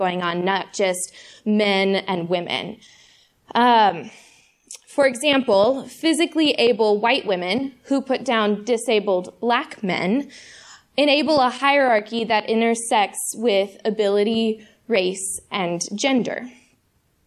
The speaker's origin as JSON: {"language": "English", "town": "Fort Worth", "region": "Texas", "country": "United States", "tie": "born or raised there", "moved": "as an adult", "lives_now": "Chicago, United States", "said": "I grew up in Fort Worth, Texas, and I moved to Chicago to go to seminary here about 2 years ago."}